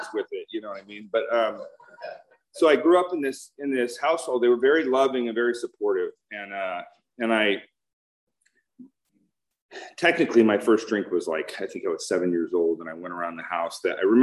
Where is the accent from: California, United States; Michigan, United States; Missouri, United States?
California, United States; Huntington Beach; I grew up in Huntington Beach